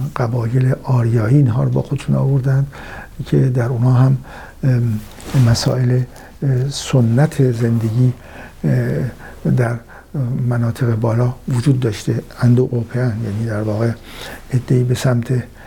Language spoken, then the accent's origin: Persian; Iran; سرزمین فرهنگی ما ایرانیان